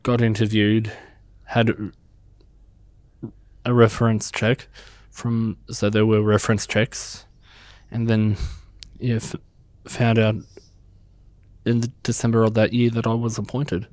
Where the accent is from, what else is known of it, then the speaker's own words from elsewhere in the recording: Bega, New South Wales, Australia; also born or lived in Canberra, Australian Capital Territory; now in Merimbula, Australia; I actually grew up in Bega, but I was brought up in Canberra